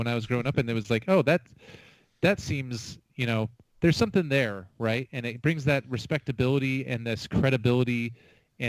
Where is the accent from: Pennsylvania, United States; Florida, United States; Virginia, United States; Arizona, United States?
Arizona, United States; Phoenix; As a kid growing up in the Phoenix area